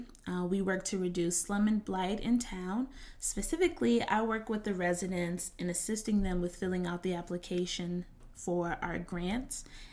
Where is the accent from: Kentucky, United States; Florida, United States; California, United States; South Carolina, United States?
Florida, United States; Eatonville; But it was great growing up in Eatonville. Whenever my mom did let me go outside, you know, I have a lot of family members in town, so you know, I always felt protected.